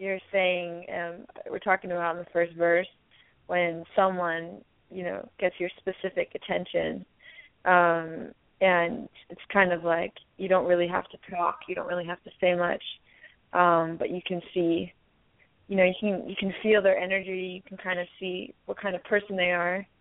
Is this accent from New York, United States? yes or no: yes; New York City, New York, United States; I came from Queens, New York. I was born and raised in New York